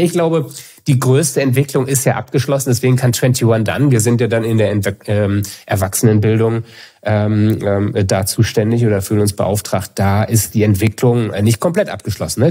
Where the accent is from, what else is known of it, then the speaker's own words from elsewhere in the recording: Münster, North Rhine-Westphalia, Germany; moved away as an adult; also born or lived in Kiel; now in Hamburg, Germany; Ich bin in Kiel geboren, dann die meiste Zeit in Münster gelebt und jetzt, äh, sehr happy in Hamburg seit fünf Jahren.